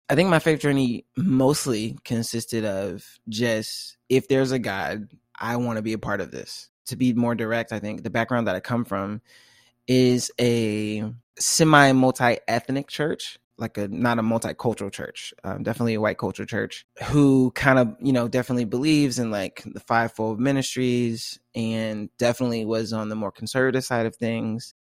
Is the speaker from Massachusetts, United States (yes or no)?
no; Tallahassee, Florida, United States; moved away as an adult; now in Seattle, United States; I'm from Tallahassee, Florida, small college town, and I've just moved to Seattle, Washington.